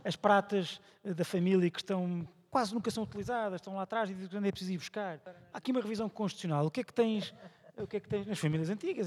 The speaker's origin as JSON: {"language": "Portuguese", "town": "Viseu", "region": "Centro", "country": "Portugal", "said": "da minha terra, Viseu"}